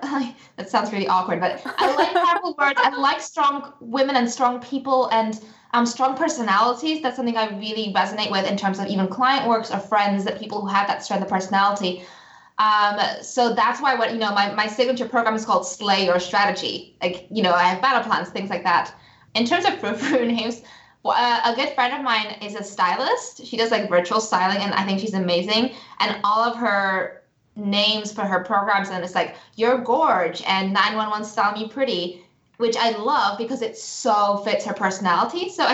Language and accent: English; Singapore; accent: all over the place; also born or lived in United States; up in Singapore and my family's from the Czech Republic, and I also lived in the US as a child, so my accent is all over the place.